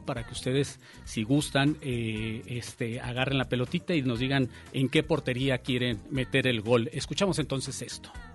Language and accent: Spanish; Mexico; uno de los regímenes más cruentos que hemos llegado a tener en nuestro país